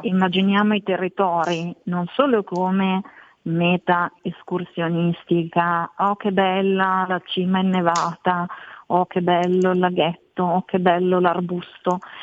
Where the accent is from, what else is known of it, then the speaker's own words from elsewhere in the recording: Valtellina, Lombardy, Italy; moved away as an adult; now in Milan, Italy; Sono invece cresciuta in Valtellina